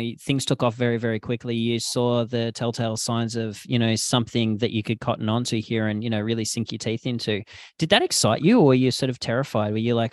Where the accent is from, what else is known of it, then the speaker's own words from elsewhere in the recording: Australia; now in Canada; I grew up in Australia and I had never come across a Jamaican patty until I came to Canada